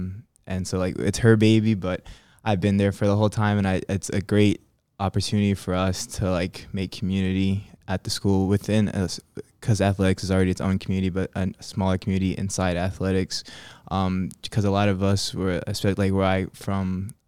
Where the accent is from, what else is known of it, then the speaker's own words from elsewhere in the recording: Birmingham, Alabama, United States; born there; I was born in Alabama, from Birmingham, born in Birmingham, Alabama. So excuse to, I guess, return to my birth state at the same time.